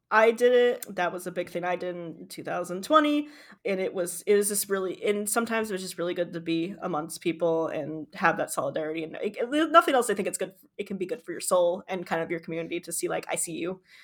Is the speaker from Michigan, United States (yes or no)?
yes; Michigan, United States; born or raised there